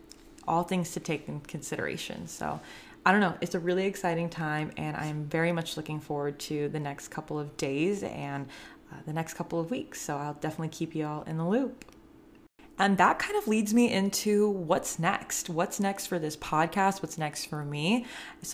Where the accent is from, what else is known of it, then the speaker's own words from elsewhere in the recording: Northern California, United States; I'm from Northern California